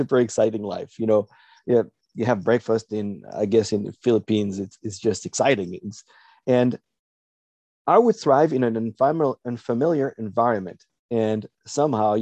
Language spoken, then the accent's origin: English; France; moved away as an adult; also born or lived in Arkansas; I was raised in France until I was 18.